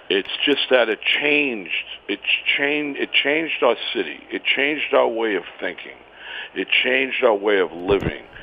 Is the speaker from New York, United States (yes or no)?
yes; Westchester, New York, United States; also born or lived in Bronx, New York; I live in the Bronx right now on City Island. I grew up in Westchester. Um, yeah, I'm a New York native.